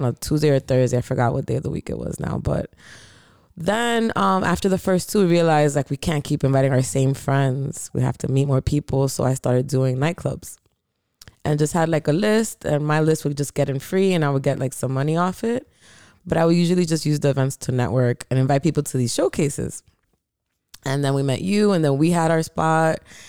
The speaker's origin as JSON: {"language": "English", "town": "Landstuhl", "region": "Rhineland-Palatinate", "country": "Germany", "tie": "born there", "said": "So, they were stationed in Hamburg, I believe. And I was born in a hospital in Landstuhl."}